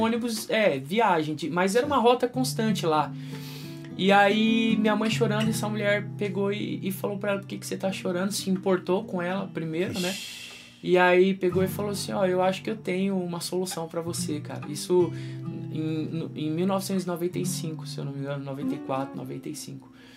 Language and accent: Portuguese; Rancharia, São Paulo, Brazil; moved away as an adult; nasci em São Paulo, nasci na zona sul de São Paulo, que é em Santo Amaro. E, e, aí, quando muito pequeno, criança, eu fui lá pra rancharia.